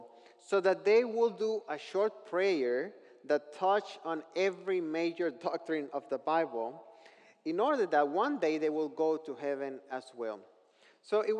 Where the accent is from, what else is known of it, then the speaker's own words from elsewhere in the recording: northern Mexico, Mexico; I grew up in northern Mexico